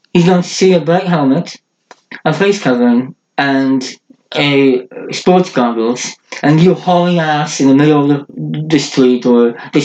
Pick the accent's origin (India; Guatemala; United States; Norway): Norway; first language Norwegian; English is a second language; my mother language is Norsk Bokmål, so Norwegian, the official language of Norway, but in Norway there's two languages, Bokmål and Nynorsk. I do speak both